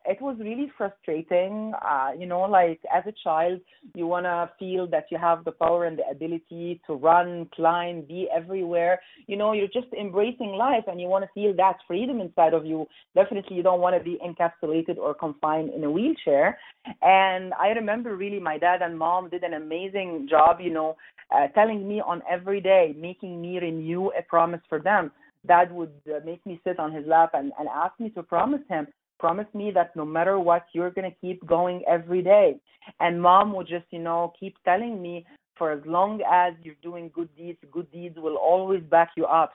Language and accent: English; Egypt; moved away as an adult; also born or lived in Montreal, Canada; now in Calgary, Canada; growing up in Egypt, Egypt uh, by that time, long, long, long time ago